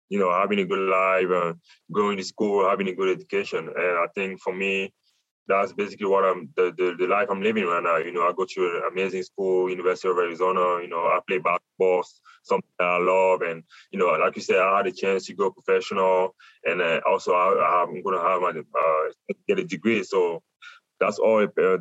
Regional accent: Douala, Littoral, Cameroon; now in Tucson, United States; I'm from Africa

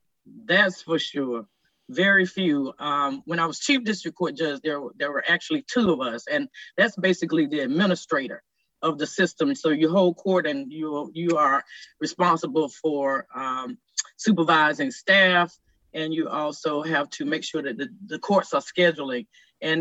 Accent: Durham, North Carolina, United States; I don't know that my story could have happened anywhere else for me other than my hometown.

